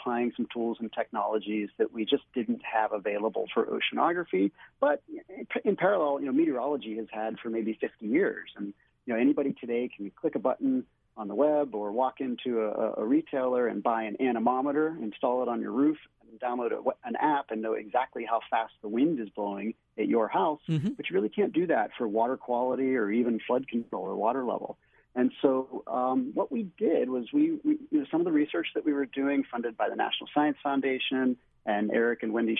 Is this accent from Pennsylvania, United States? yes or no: yes; Pittsburgh, Pennsylvania, United States; born there; now in Hawaii, United States; I was born in Pittsburgh. I lived up and down the East Coast, but I've been here in Hawaii since 2004.